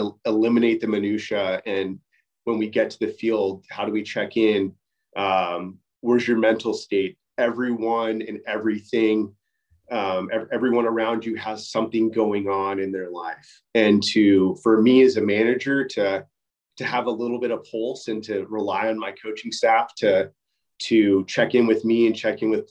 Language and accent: English; Southern California, United States; I grew up in Southern California